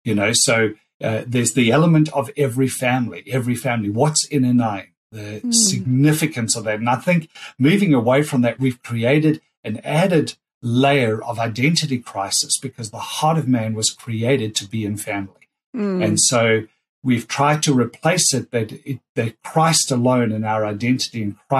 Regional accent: Australia; being Australian

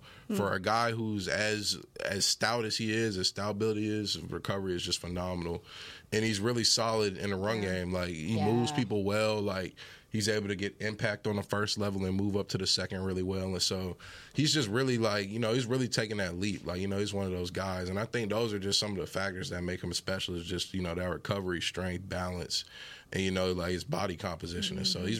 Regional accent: Fort Worth, Texas, United States; I grew up in Fort Worth, went to North Crowley. Yeah. You know, I've been around this my whole life. And now, you know, I'm my hometown team's number one pick.

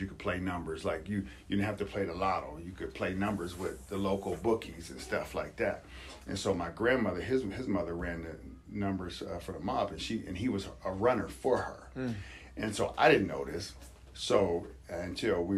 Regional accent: Youngstown, Ohio, United States; also born or lived in Cheney, Washington; now in Spokane, United States; I'm a young kid. I'm growing up in Youngstown, Ohio

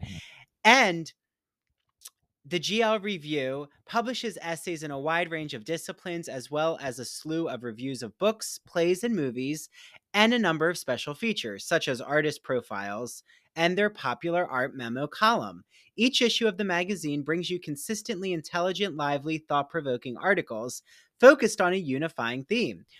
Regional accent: New Jersey, United States; I grew up near there in South Jersey

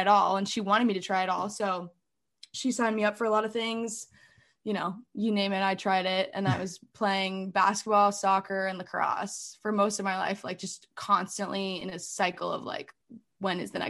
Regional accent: Alexandria, Virginia, United States; moved away as an adult; also born or lived in Washington, D.C. / Berkeley, California; I grew up in Old Town Alexandria, which is like the really cute historic part of Alexandria

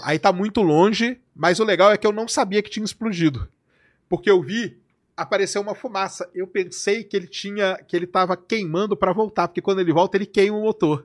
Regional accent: Brazil; eu sou brasileiro

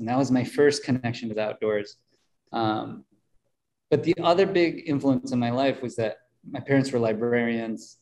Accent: Mankato, Minnesota, United States; I grew up in Mankato, Minnesota, population, I think it was 30,000 people

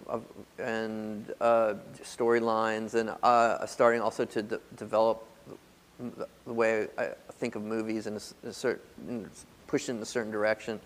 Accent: Nashville, Tennessee, United States; moved away; also born or lived in New York; growing up in Nashville

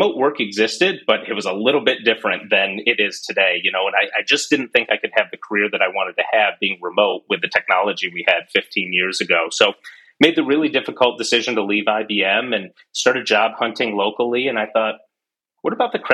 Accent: Corning, New York, United States; also born or lived in Rochester, New York; back in my childhood, I grew up in the Corning area

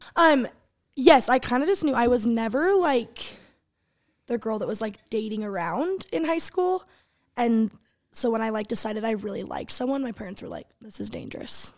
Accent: Sandy, Utah, United States; I'm from Sandy, Utah. I've always lived here.

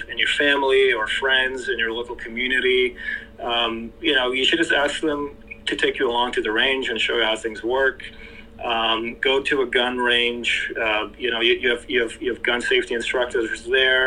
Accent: Canada; now in Mexico; in Canada, you know, I'm Canadian. I actually live in Mexico now

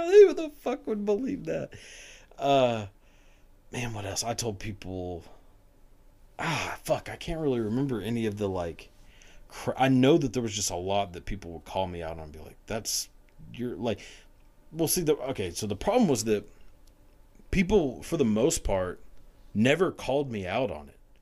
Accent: outside of Dallas, Texas, United States; I grew up outside of Dallas

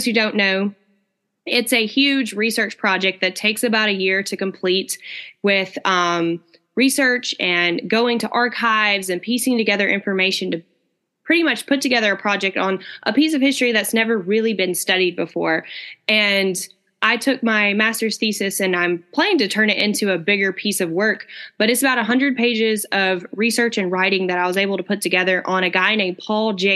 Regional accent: Tupelo, Mississippi, United States; moved away as an adult; now in Washington, D.C., United States; I am from Tupelo, Mississippi, which is the birthplace of Elvis.

